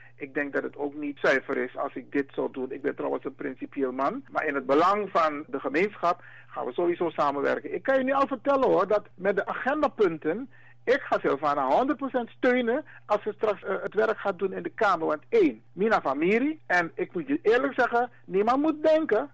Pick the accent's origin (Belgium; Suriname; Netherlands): Suriname; Wij zijn Afro-Surinamers